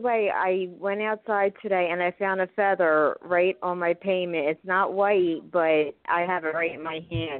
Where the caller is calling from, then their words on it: Philadelphia, Pennsylvania, United States; I'm from Philadelphia, Pennsylvania.